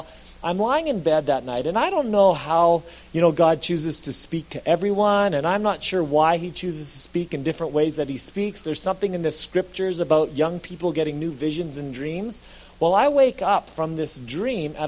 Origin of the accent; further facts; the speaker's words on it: Alberta, Canada; moved away as an adult; now in British Columbia, Canada; I was from Alberta